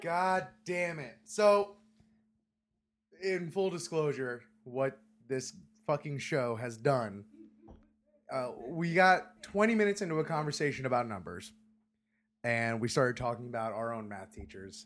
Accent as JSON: {"language": "English", "town": "Hollywood", "region": "Florida", "country": "United States", "tie": "born or raised there", "said": "my hometown of Hollywood, Florida"}